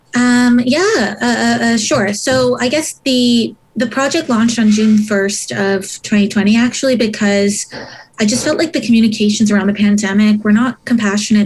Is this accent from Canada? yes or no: yes; Montreal, Quebec, Canada; i was born in uh, montreal but my parents came here from Sri Lanka